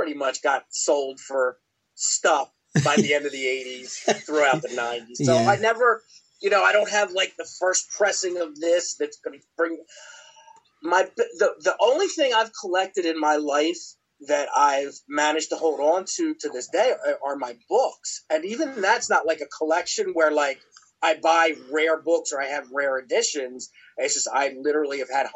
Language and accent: English; Philadelphia, Pennsylvania, United States; moved away as an adult; also born or lived in the South (US); what I grew up with in Philadelphia